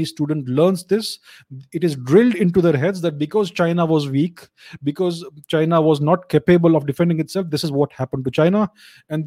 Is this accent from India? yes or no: yes; India